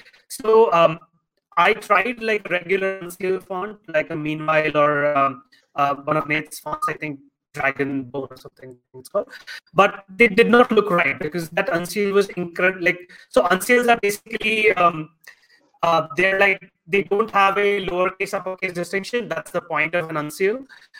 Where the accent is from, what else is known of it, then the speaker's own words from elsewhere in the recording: India; because I'm Indian